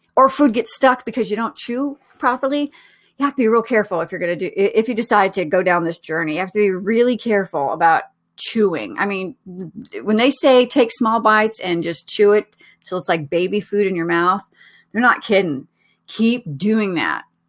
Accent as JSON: {"language": "English", "region": "Oregon", "country": "United States", "also_born_or_lived": "Colorado", "moved": "yes", "said": "I was living in Colorado at the time, but I'm originally from Oregon."}